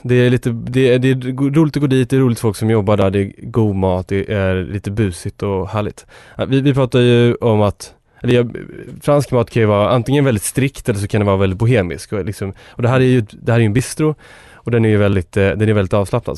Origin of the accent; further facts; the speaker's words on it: Enköping, Uppsala County, Sweden; min eh, uppväxt och där jag kommer från. Jag kommer från Enköping.